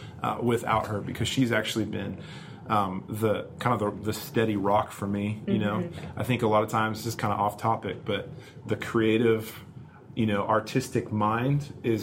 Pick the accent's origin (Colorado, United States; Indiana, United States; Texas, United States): Colorado, United States; Colorado Springs; moved away as an adult; also born or lived in Los Angeles, California; now in Birmingham, United States; I'm not from Birmingham, Alabama originally. I'm actually from Southern California. So I have gradually moved east over my life. Was born in LA, but then when my family moved to Colorado Springs in the early 90s